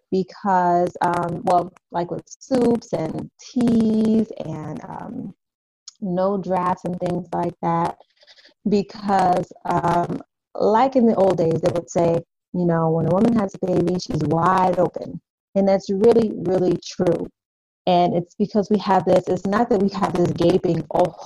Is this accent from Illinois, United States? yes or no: yes; Chicago, Illinois, United States; moved away as an adult; now in Indiana, United States; I am originally from Chicago, Illinois, but my family and I have decided to plant our roots here in Indiana about a little over 2 years ago